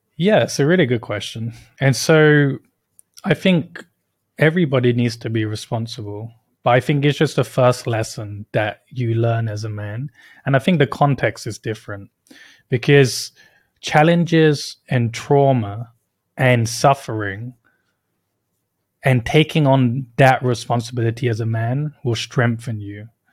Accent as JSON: {"language": "English", "country": "United Kingdom", "tie": "born or raised there", "moved": "yes", "said": "I was born and raised in the U K"}